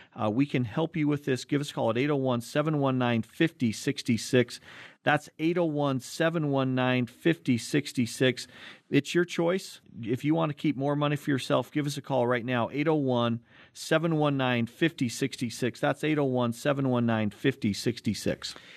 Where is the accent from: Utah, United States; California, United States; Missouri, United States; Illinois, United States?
Utah, United States; Cottonwood Heights; we grew up in Cottonwood Heights